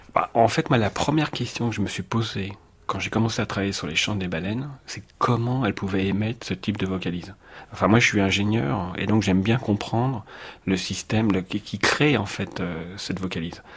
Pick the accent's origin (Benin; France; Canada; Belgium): France; Paris, Île-de-France; je suis parisien